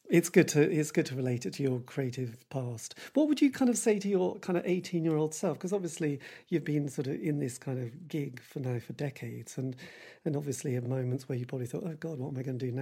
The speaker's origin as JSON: {"language": "English", "region": "England", "country": "United Kingdom", "said": "we are English. You know, English people do like moaning"}